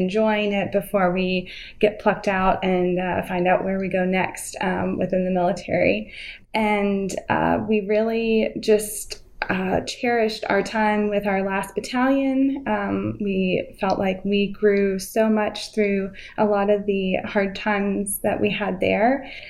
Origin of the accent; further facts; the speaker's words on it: Aiken, South Carolina, United States; moved away as an adult; We're from South Carolina. This is where both Jim and I grew up, in a small town, Aiken, where we met in high school.